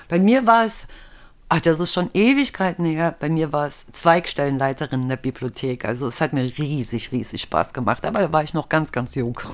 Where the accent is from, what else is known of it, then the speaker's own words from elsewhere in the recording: East Germany, Germany; Und ich komme ja aus dem Osten